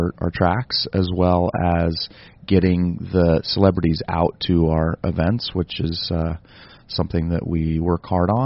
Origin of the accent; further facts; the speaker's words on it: California, United States; I grew up in California